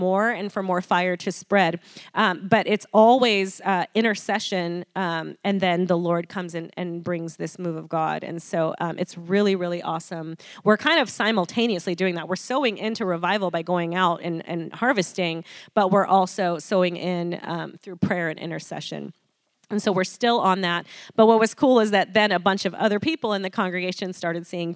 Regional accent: Nebraska, United States; now in Arizona, United States; I grew up in Nebraska

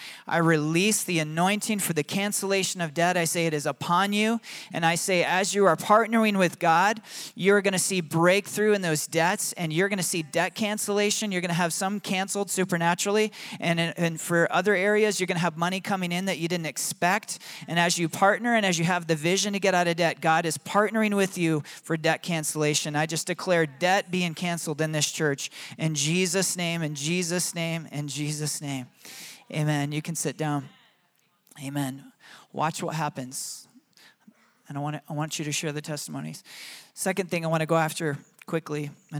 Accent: Michigan, United States; accent: Michigan; And my own children make fun of me for my Michigan accent.

